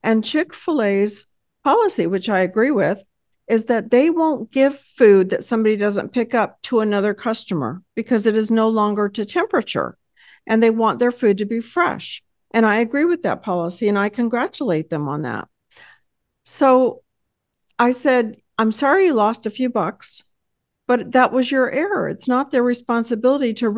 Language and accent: English; Texas, United States; I hail from Texas